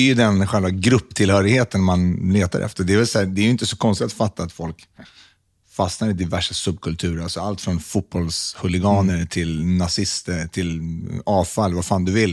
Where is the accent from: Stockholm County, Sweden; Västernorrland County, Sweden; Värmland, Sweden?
Stockholm County, Sweden; Stockholm; Jag växte upp på Södermalm